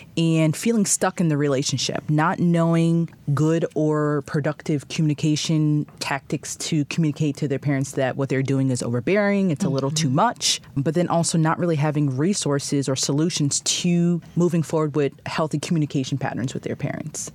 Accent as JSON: {"language": "English", "town": "Boston", "region": "Massachusetts", "country": "United States", "also_born_or_lived": "Haiti (ancestry)", "moved": "as an adult", "lives_now": "Chicago, United States", "said": "I'm from the Boston area"}